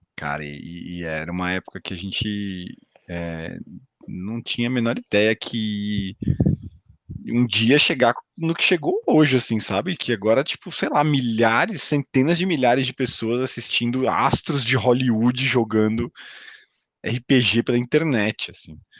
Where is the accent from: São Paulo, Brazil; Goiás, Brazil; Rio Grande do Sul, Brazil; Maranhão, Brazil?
São Paulo, Brazil; accent: paulistano; eu falo tipo paulistano